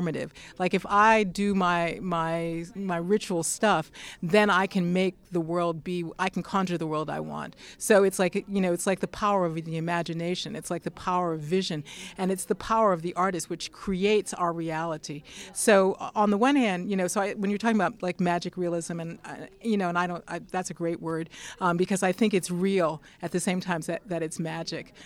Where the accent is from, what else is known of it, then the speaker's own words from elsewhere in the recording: Pittsburgh, Pennsylvania, United States; now in Massachusetts, United States; I grew up in Pittsburgh, Pennsylvania, and I live in Massachusetts.